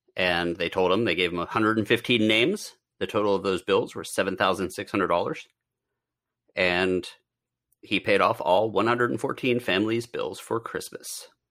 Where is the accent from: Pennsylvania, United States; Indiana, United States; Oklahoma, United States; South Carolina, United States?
Pennsylvania, United States; It's, uh, not Amish country, but I'm from Pennsylvania